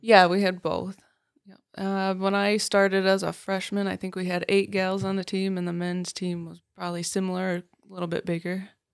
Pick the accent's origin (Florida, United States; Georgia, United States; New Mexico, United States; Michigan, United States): Michigan, United States; Farwell; I grew up in Farwell, went to Farwell High School